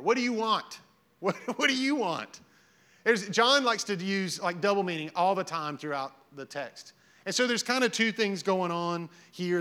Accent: Hazel Green, Alabama, United States; I lived in Hazel Green. I'm from Hazel Green

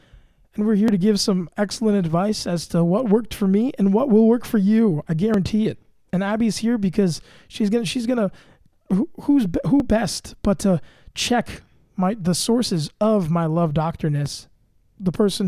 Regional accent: the South, United States; accent: Southern; And I will say that my Southern accent is, I've been working on it.

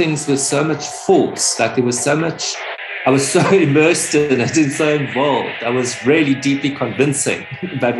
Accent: Pietermaritzburg, KwaZulu-Natal, South Africa; moved away as an adult; also born or lived in Johannesburg; I left my hometown, I was born in Pietermaritzburg, and then I moved to Johannesburg

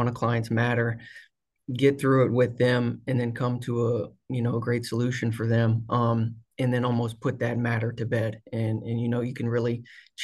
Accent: The Woodlands, Texas, United States; now in Houston, United States; I grew up here in the Woodlands, like I said, and I'm currently down in Houston with my family

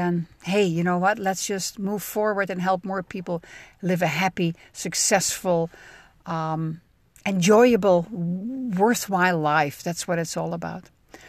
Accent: Netherlands; now in United States; I mean, I'm a cheesehead from the Netherlands, and I demo cheese made in America by an Italian company.

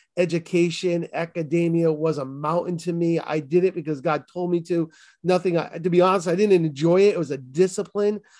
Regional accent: Boston, Massachusetts, United States; accent: Boston; my Boston accent

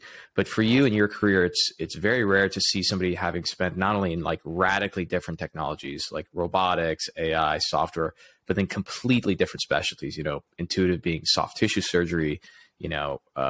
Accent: Texas, United States; now in Southern California, United States; I'm in SoCal, but I come from where Ken is currently located, the great state of Texas.

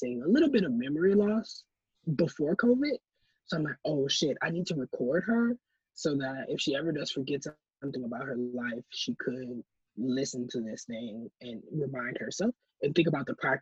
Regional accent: Milwaukee, Wisconsin, United States; how I grew up in Milwaukee

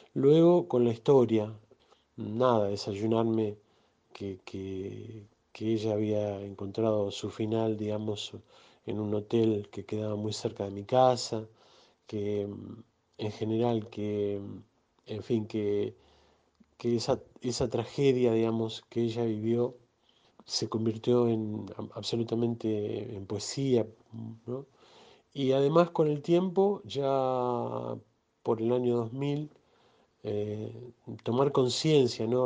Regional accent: Mar del Plata, Buenos Aires Province, Argentina; soy un músico de Mar del Plata, resido en Mar del Plata

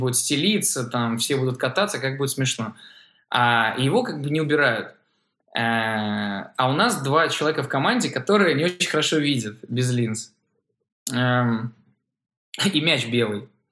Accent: Saint Petersburg, Russia; я из Петербурга

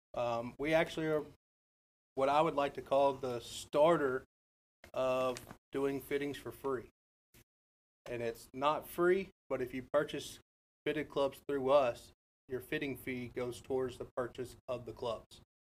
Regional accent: Nashville, Tennessee, United States; also born or lived in Smyrna, Tennessee; I am from Nashville. I was born and raised here

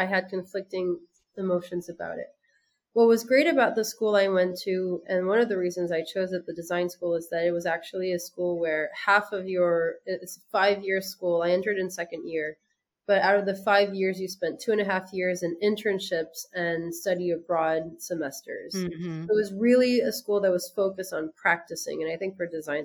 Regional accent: France; moved away as an adult; also born or lived in United States; now in Senegal; I'm French by my father and American by my mother. And I grew up in France

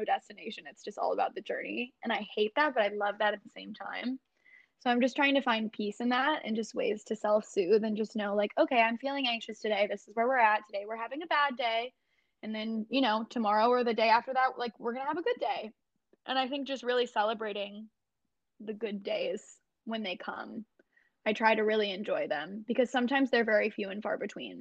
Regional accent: Michigan, United States; moved away; I grew up in Michigan. I lived there for a long time

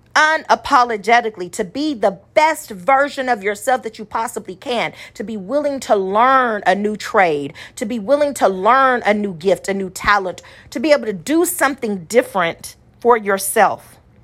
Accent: Austin, United States; small town Austinite

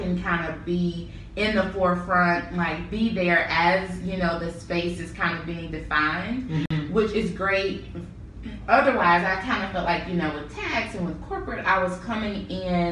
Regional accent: Memphis, Tennessee, United States; moved away as an adult; also born or lived in Nashville, Tennessee / Durham, North Carolina; I'm from Memphis.

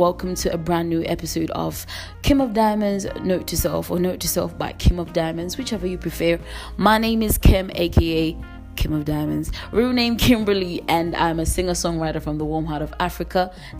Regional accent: England, United Kingdom; constantly moving between all these dynamics from the places that I've grown up in. And in England, growing up in England gave me a whole other side of being free.

